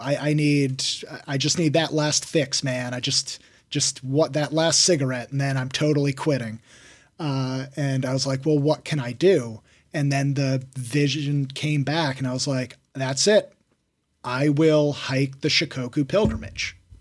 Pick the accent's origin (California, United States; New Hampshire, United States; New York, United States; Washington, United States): Washington, United States; moved away as an adult; also born or lived in Denver; I started hiking all around my home state of Washington. Then I moved to Denver.